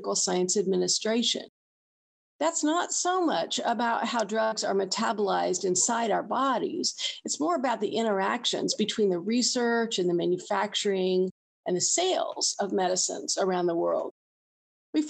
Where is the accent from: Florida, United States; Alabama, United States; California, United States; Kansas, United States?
Kansas, United States; I'm from Kansas, which is right in the middle of the country.